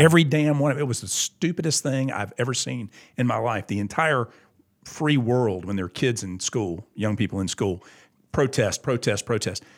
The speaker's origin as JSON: {"language": "English", "town": "Augusta", "region": "Georgia", "country": "United States", "tie": "born or raised there", "said": "I have a great deal of pride in my hometown"}